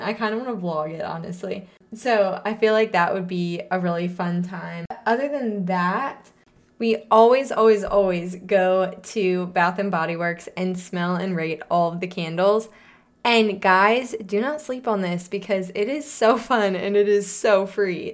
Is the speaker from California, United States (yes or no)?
no; St. Louis, Missouri, United States; moved away; we grew up in Saint Louis, Missouri